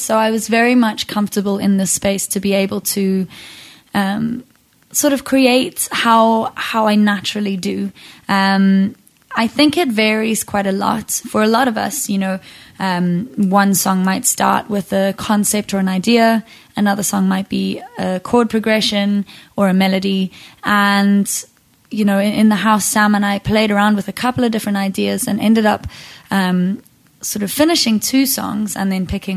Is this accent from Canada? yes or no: no; Zimbabwe; I grew up in a musical household. I grew up in Zimbabwe.